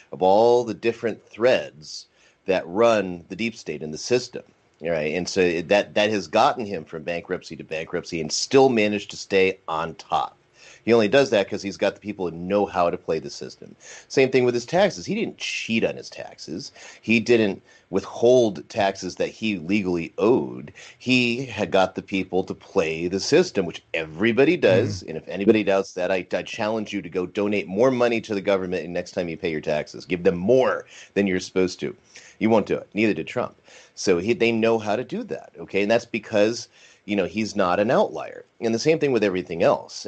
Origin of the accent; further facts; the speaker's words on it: Connecticut, United States; also born or lived in New York City; I'm from that area, I'm from Connecticut, I'm right in that area. I used to live in New York, in the city, and, you know, not for very long, but, you know, when I was a kid